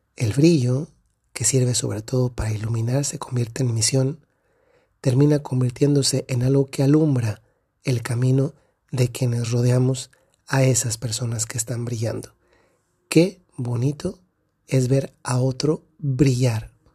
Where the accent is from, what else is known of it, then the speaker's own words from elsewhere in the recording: Dolores Hidalgo, Guanajuato, Mexico; la ciudad de donde soy, Dolores Hidalgo, Guanajuato, en México